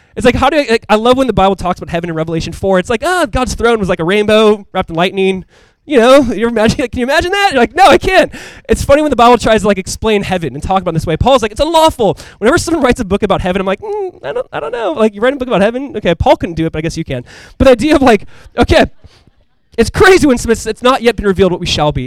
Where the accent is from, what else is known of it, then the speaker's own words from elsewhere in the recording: Southern California, United States; moved away; we grew up in Southern California. And so growing up, we'd go to Disneyland.